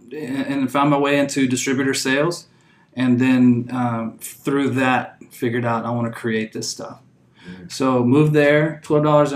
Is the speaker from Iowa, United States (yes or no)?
no; Houston, Texas, United States; moved away as an adult; now in Napa Valley, United States; I'm from Houston